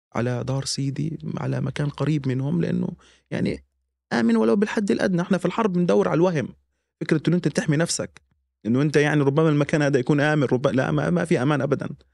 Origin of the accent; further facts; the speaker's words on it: Gaza, Gaza Strip, Palestine; moved away; احنا كفلسطينيين او كغزيين عموما عائله واحده